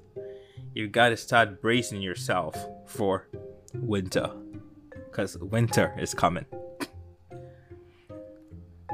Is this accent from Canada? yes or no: no; Ghana; I grew up in Ghana